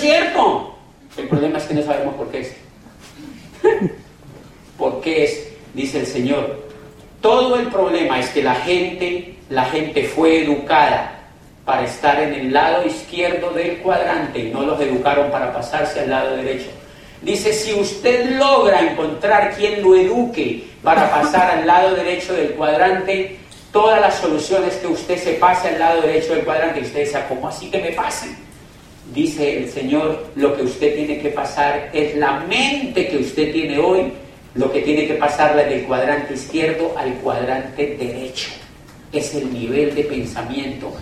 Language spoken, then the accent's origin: Spanish; Cali, Valle del Cauca, Colombia